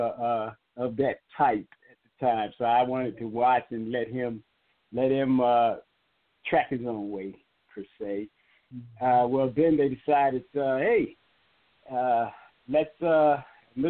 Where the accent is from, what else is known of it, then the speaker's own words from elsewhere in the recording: Eastern North Carolina, United States; I'm actually from Eastern North Carolina, a little town called Hinton. And as I grew up in that small town